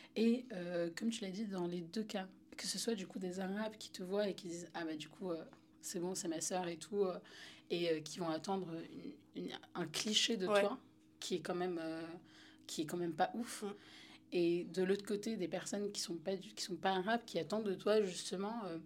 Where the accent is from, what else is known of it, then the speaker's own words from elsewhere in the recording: Paris, Île-de-France, France; moved away as an adult; j'ai grandi à Paris, dans le 10e